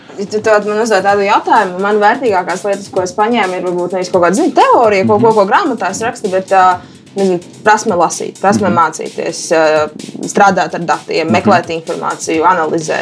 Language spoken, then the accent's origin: Latvian; Rēzekne, Latgale, Latvia; Es esmu meitene no Reizeknas